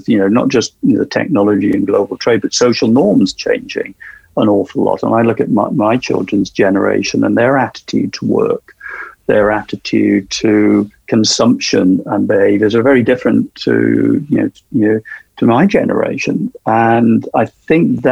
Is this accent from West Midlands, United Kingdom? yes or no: no; South Wales, United Kingdom; my hometown in South Wales